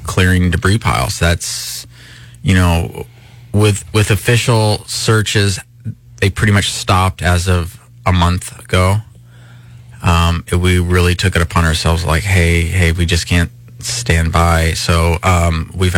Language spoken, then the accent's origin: English; Northern California, United States; moved away; that's where I'm originally from